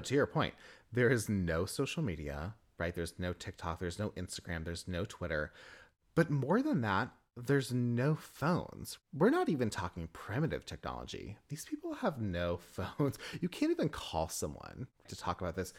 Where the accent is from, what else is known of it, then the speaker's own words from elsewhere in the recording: the South, United States; from the South. Southern born, Southern bred.